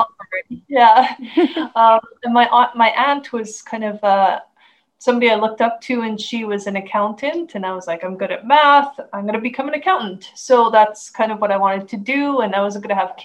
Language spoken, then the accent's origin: English; Canada; I'm from Canada. And I live the rural life